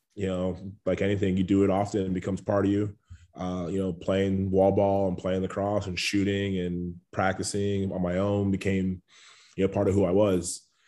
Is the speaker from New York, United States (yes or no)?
yes; Long Island, New York, United States; Yeah, so I'm a Long Island guy. I think a lot of people forget that about me just because, you know, I don't necessarily have the Long Island accent.